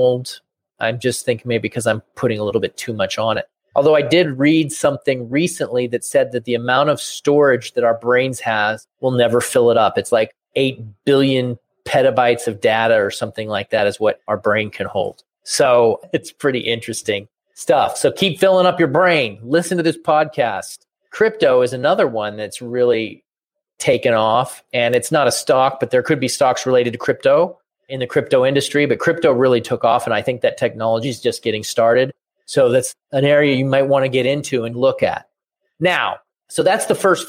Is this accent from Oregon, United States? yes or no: yes; Portland, Oregon, United States; I grew up in Portland, Oregon